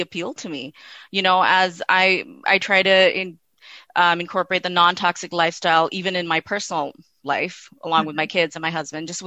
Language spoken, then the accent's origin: English; Midwest, United States; moved away; also born or lived in Pakistan / Canada; I'm Pakistani by birth. I was born in Pakistan, but I was raised here in the Midwest and then in Canada